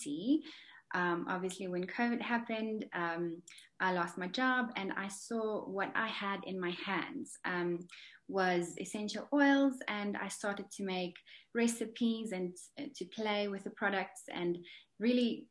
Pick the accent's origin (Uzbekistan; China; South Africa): South Africa; now in Dubai, United Arab Emirates; I'm from South Africa, currently living in Dubai